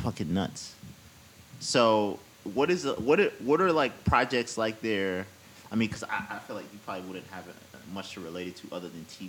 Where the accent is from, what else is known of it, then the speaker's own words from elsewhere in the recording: Nigeria; now in United States; because like how I look at it is being Nigerian in America, right?